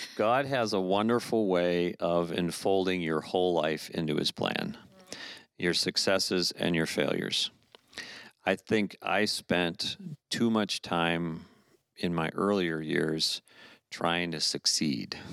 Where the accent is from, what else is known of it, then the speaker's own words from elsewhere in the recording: Orlando, Florida, United States; moved away; I grew up in Florida